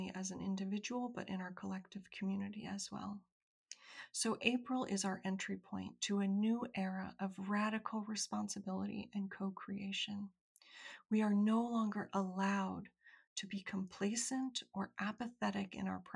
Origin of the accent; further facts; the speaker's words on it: United States; I'm an American woman